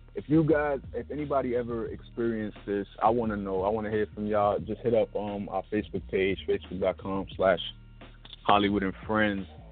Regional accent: New York City, New York, United States; I'm from Brooklyn, New York

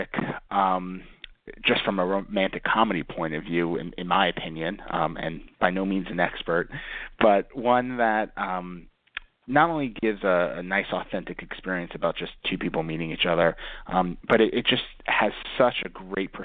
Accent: New York, United States; growing up in New York

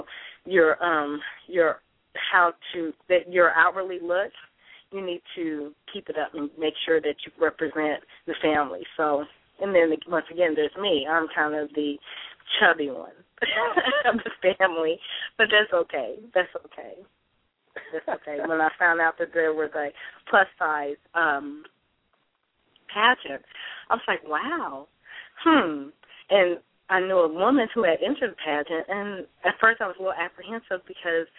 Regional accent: St. Louis, Missouri, United States; also born or lived in Chicago, Illinois; now in Dallas, United States; I was born in East St. Louis, and I was raised between St. Louis and Chicago

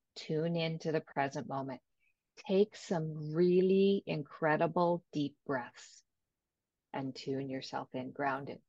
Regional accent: Ontario, Canada; from Ontario, Canada

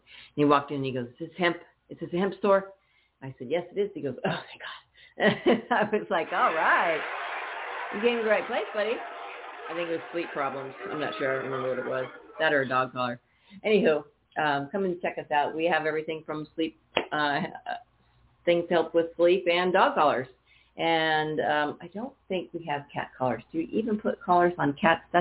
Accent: Northern California, United States; moved away; I grew up in Northern California

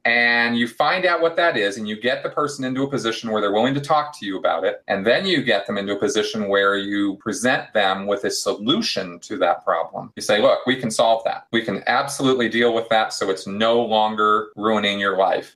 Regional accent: Pasadena, California, United States; Southern California, uh, which is where I grew up in Pasadena

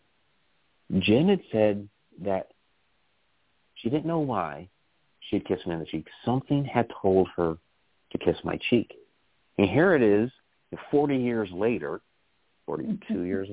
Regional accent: Massachusetts, United States; We grew up together in Massachusetts. We were in first grade together.

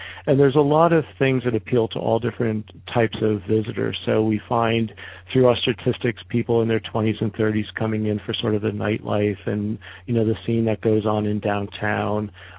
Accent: Northeast, United States; I grew up in the Northeast, and oftentimes I'll be complaining in January and February that the weather's too nice

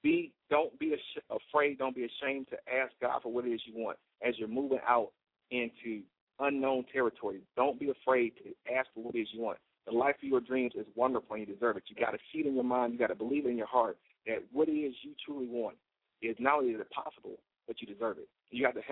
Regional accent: United States; as an American

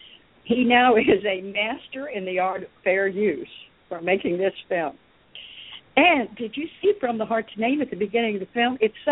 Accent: Dallas, Texas, United States; I grew up in Dallas with a wonderful African-American woman who raised me.

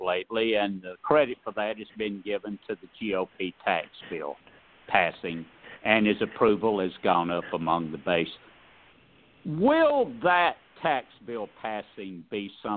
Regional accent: Northwest Georgia, United States; Northwest Georgia, about 45 minutes south of Chattanooga

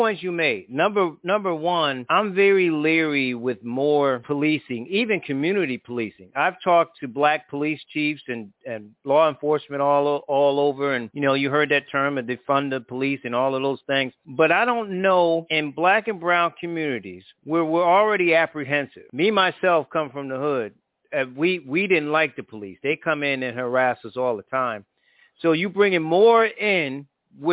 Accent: Connecticut, United States; my home state of Connecticut

